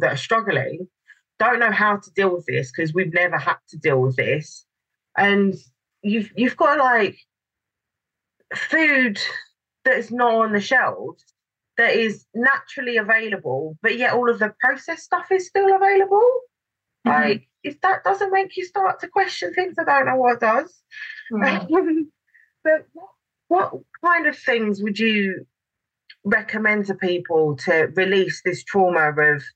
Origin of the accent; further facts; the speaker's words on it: London, United Kingdom; I'm from London and we've still got so much greenery